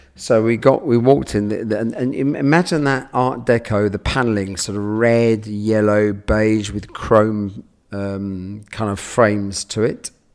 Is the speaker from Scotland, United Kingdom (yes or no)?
no; London, United Kingdom; I grew up in London, near Paddington